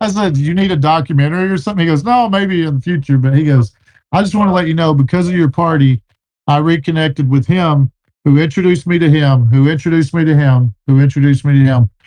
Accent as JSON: {"language": "English", "region": "Texas", "country": "United States", "said": "I'm from Texas"}